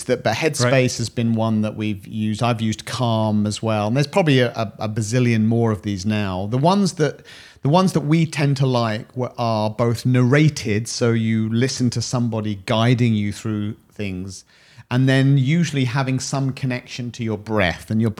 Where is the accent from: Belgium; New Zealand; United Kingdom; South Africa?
United Kingdom; We're British.